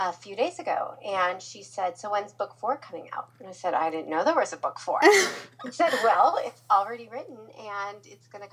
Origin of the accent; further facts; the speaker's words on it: Omaha, Nebraska, United States; moved away as an adult; also born or lived in Florida; I'm from Omaha, Nebraska, so I was a long ways from home